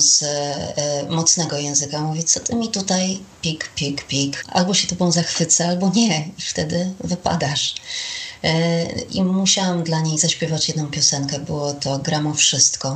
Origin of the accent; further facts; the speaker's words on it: Olsztyn, Warmian-Masurian Voivodeship, Poland; Pracowałam w radiu olsztyńskim, skąd pochodzę